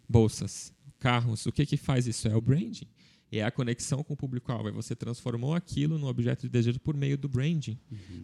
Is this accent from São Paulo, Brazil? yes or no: no; Blumenau, Santa Catarina, Brazil